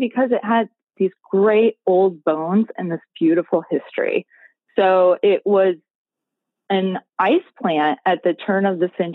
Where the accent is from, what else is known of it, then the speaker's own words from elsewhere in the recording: Iowa, United States; moved away as an adult; now in Gainesville, United States; I'm from Iowa. So I am not a Gainesville native. My husband and I moved here in 2009